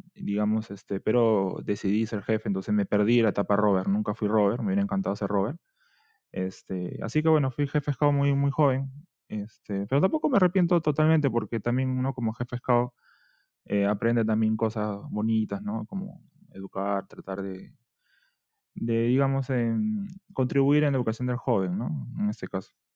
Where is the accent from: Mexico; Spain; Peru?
Peru; Lima; Yo soy de Barranco, distrito, es un distrito bastante turístico en Perú